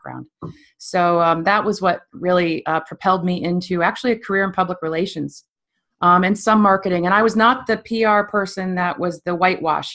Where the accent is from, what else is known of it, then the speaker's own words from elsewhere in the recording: Stowe, Vermont, United States; also born or lived in New York City; I was born and raised in Stowe, Vermont.